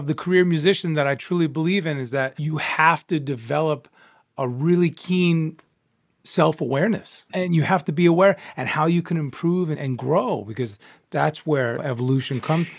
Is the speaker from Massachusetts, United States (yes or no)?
no; New York, United States; Being a New Yorker, a tried and true Cuban Italian New Yorker